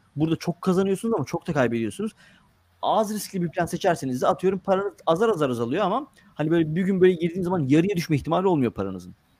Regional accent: Gelibolu, Çanakkale, Turkey; moved away as an adult; now in United States; dördüncü sınıftan itibaren Lise sona kadar Gelibolu'da yaşadım. Çanakkale Gelibolu'da. Dolayısıyla orada doğup büyümedim

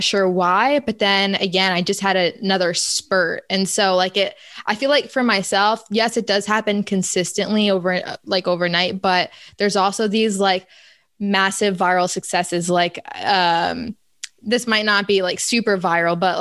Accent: upstate New York, United States; moved away as an adult; now in Florida, United States; my hometown is like suburban farmland, upstate New York.

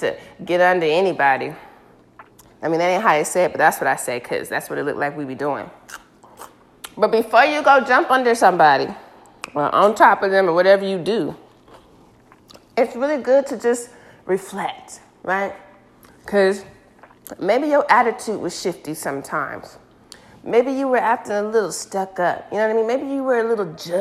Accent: United States; I'm African American

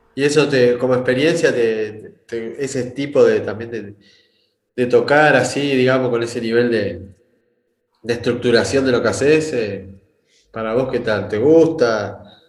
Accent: Argentina; moved away; also born or lived in Rosario / Brazil; yo soy del interior de Argentina

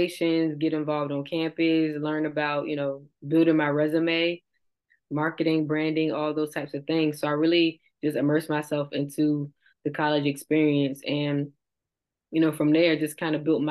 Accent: Virginia Beach, Virginia, United States; I'm from Virginia Beach, Virginia

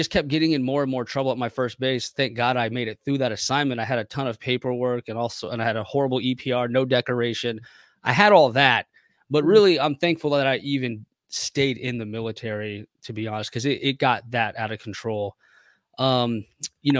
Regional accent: Waldorf, Maryland, United States; I grew up in Waldorf, Maryland.

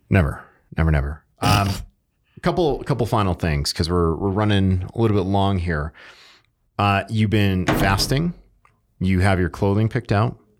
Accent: Connecticut, United States; moved away; I grew up in Connecticut

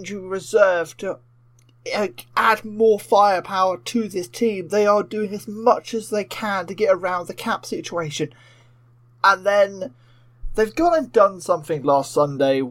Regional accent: United Kingdom; I am the Brit

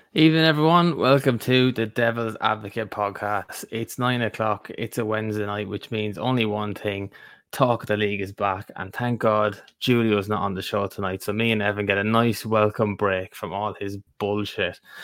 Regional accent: Ireland; we're three Irish men sitting here.

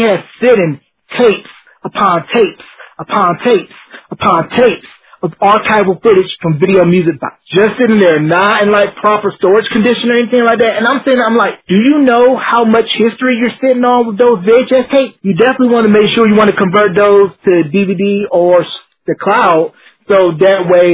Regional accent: the South, United States; being a Southerner

